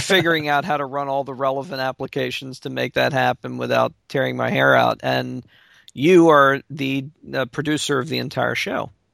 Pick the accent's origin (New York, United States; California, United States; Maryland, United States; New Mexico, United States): Maryland, United States; Baltimore; I grew up in Baltimore, Maryland, or really outside Baltimore, and am still there to this day